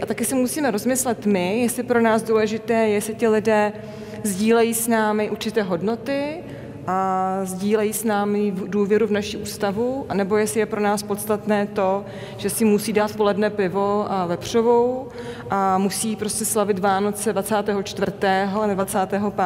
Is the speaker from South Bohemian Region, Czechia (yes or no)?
no; Olomouc, Olomouc Region, Czechia; jsem rodák z Olomouce, Moravana